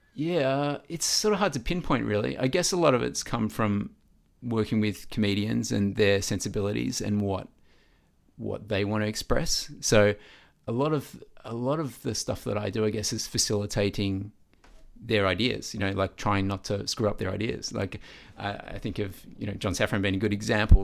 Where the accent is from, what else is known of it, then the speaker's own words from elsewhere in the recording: Melbourne, Victoria, Australia; I grew up in Vermont South